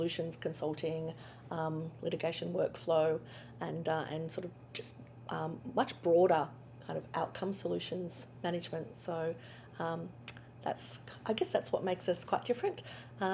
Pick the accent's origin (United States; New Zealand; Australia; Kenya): Australia; accent: Australian; back in Australia, which obviously my accent is a bit of a giveaway for